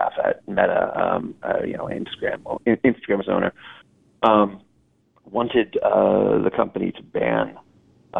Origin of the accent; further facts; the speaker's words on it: United States; as an American